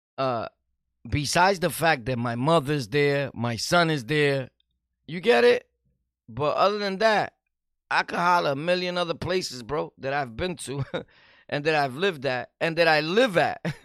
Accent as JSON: {"language": "English", "town": "New York City", "region": "New York", "country": "United States", "said": "I'm from Sunset Park"}